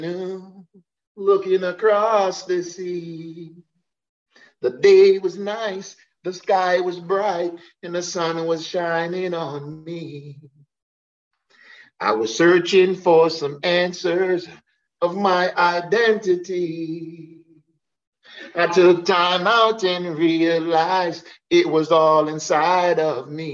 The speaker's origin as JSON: {"language": "English", "town": "New York City", "region": "New York", "country": "United States", "also_born_or_lived": "Jamaica / Ghana", "moved": "yes", "said": "me being a New Yorker, you know, having my family back in New York"}